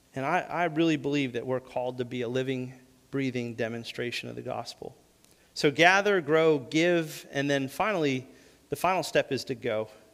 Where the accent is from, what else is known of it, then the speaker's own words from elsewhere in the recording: New England, United States; moved away; also born or lived in the South; Growing up in New England, we didn't have